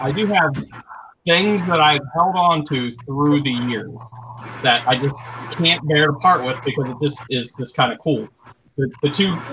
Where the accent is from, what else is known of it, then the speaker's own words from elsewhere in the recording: Ohio, United States; I'm from Ohio